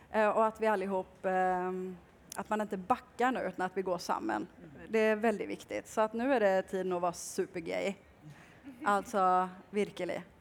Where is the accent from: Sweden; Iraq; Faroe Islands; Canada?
Sweden; Kalmar, Kalmar County; now in Oslo, Norway; Jeg kommer fra Kalmar i eh, Sverige